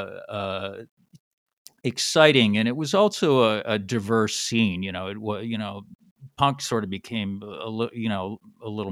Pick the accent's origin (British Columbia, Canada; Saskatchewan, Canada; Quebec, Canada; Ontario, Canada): British Columbia, Canada; Vancouver; also born or lived in Honolulu, Hawaii; I was born in Vancouver, Canada, and also lived on and off in Hawaii, Honolulu, growing up